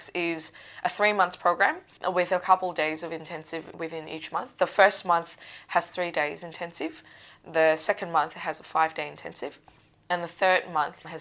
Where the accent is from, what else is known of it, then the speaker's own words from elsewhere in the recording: Macau; moved away as an adult; now in Australia; so I'm not from Australia, I'm from a place called Macau.